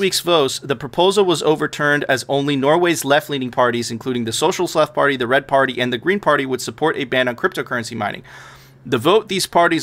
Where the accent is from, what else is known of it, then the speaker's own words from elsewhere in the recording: Venezuela; now in United States; I immigrated to the United States. I'm a first generation immigrant. I came from Venezuela.